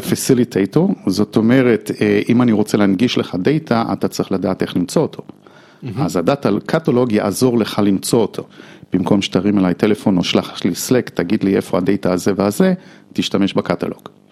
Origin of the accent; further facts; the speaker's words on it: United States; Hebrew is a second language; now in Israel; אני אה, אמריקאי